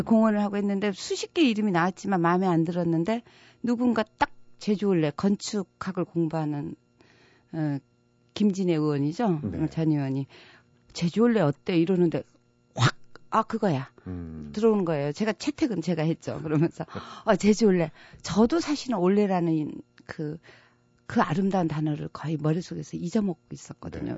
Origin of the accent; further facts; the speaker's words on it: Jeju Island, South Korea; moved away; also born or lived in Seoul; 저는 제주도에서 태어났고요.